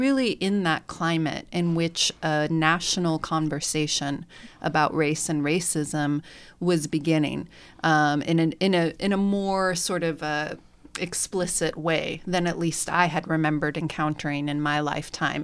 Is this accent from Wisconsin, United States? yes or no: no; Bay Area, California, United States; now in Bloomington, United States; I'm from the Bay Area, which is a much more, obviously, diverse community